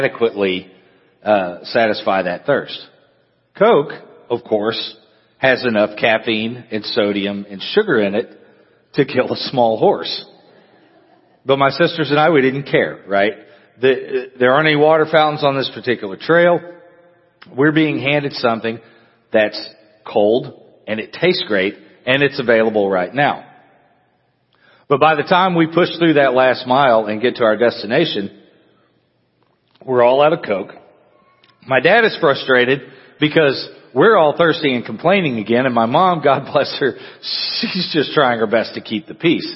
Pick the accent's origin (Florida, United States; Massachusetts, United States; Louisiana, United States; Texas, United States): Texas, United States; Amarillo; now in La Grange, United States; when I was growing up, I grew up in Amarillo, which is up in the Panhandle